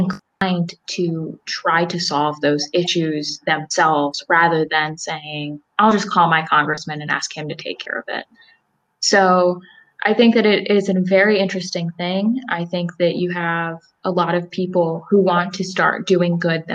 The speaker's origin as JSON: {"language": "English", "town": "Salisbury", "region": "Maryland", "country": "United States", "said": "I am from Salisbury, Maryland, and I attend Elizabethtown College in Elizabethtown, Pennsylvania."}